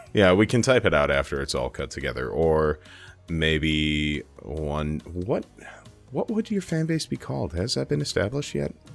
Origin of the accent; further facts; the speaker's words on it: Minnesota, United States; I'm from Minnesota